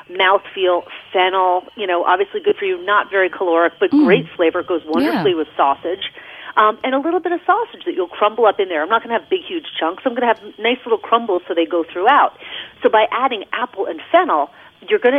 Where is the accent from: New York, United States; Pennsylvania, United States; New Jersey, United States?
New York, United States; Rockville Centre; moved away as an adult; now in Montclair, United States; I grew up in Rockville Center, Long Island